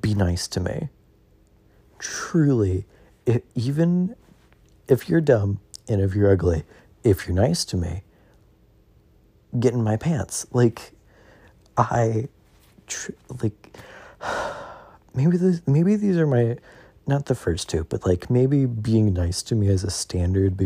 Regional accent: the South, United States; I'm from the South.

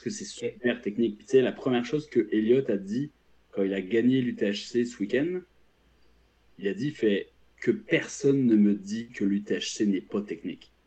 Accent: France; now in Quebec, Canada; je suis français, j'ai vécu en France longtemps

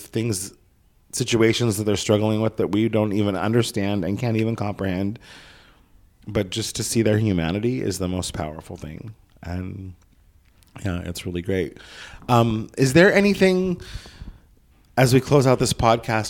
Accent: Southern Oregon, United States; moved away; It's not affordable in my hometown anymore, in Southern Oregon, in a town of 7,000 people

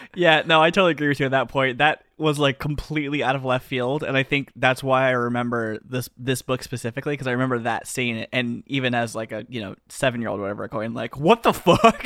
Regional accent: the South, United States; I'm from the South.

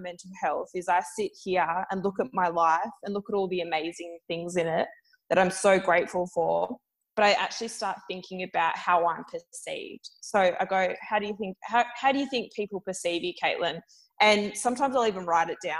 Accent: Perth, Western Australia, Australia; moved away as an adult; now in Melbourne, Australia; I'm currently in the process of moving back to Perth for family reasons, back to my home state after 6 years in Melbourne

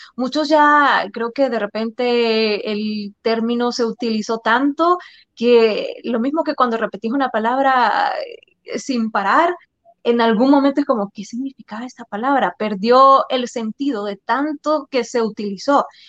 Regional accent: El Salvador; los salvadoreños tenemos esta fama

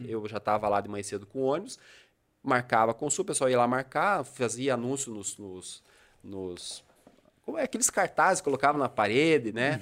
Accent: Brazil; also born or lived in Bituruna; como a minha cidade natal é aqui

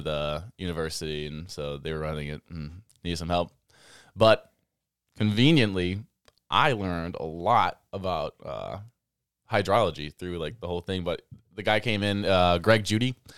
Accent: Baraboo, Wisconsin, United States; I was born and raised in Baraboo

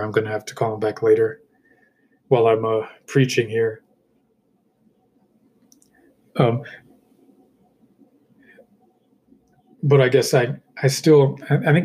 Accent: United States; I'm an American

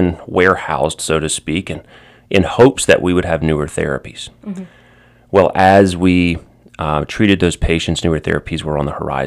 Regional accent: Baton Rouge, Louisiana, United States; also born or lived in New Orleans; I am from Baton Rouge, originally born and raised here

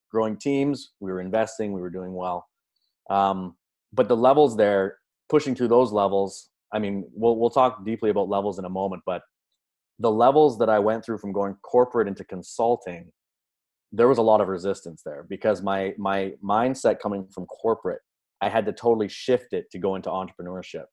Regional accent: Canada; I grew up in Canada, regular upbringing, supportive parents

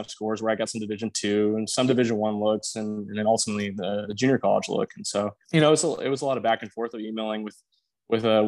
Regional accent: Aledo, Texas, United States; So I grew up in a very small town west of Fort Worth, Texas, called Aledo, Texas

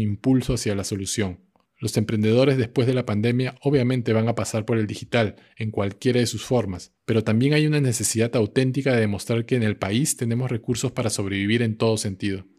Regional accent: Peru; also born or lived in Lima, Peru / New York, United States / Vermont, United States; Aún nos falta mucho en el Perú

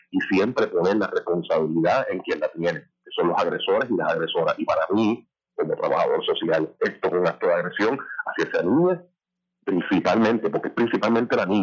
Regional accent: Puerto Rico; nosotros como puertorriqueños, y puertorriqueños queremos ser

